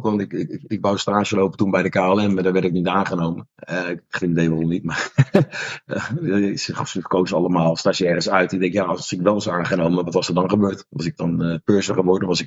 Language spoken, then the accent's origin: Dutch; The Hague, South Holland, Netherlands; ik kom uit Den Haag